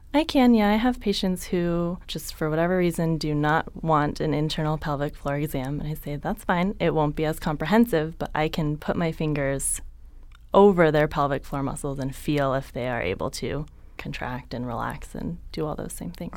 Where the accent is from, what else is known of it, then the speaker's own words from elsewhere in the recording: San Jose, California, United States; also born or lived in San Diego; I grew up in San Jose, Northern California